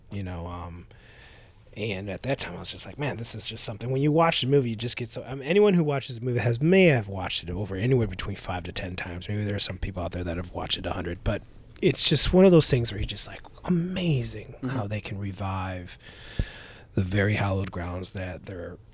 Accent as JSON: {"language": "English", "town": "Chicago", "region": "Illinois", "country": "United States", "said": "I'm from Chicago"}